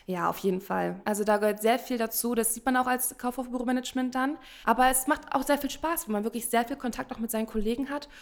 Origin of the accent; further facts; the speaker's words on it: area around Berlin, Brandenburg, Germany; wir kommen ja eigentlich nicht aus Berlin, sondern aus der Umgebung. Lotto Brandenburg war bei uns näher dran